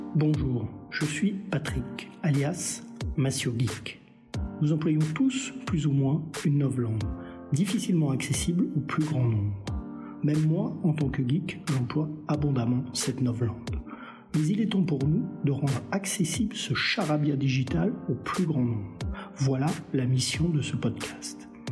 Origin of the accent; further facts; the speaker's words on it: France; chez nous, en France